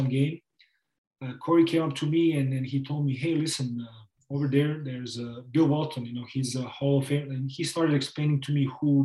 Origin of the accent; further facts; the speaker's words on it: Novi Sad, Vojvodina, Serbia; English is a second language; moved away as an adult; also born or lived in Tucson, Arizona / Belgrade; now in Spain; Novi Sad, you know, my hometown.